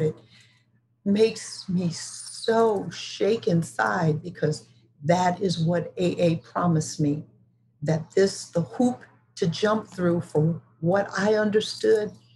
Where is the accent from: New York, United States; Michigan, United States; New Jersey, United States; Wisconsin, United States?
Michigan, United States; Detroit; I was born in Detroit, Michigan, which was a political city of the 50s and the 60s and the 70s. I was lucky to be raised in such a place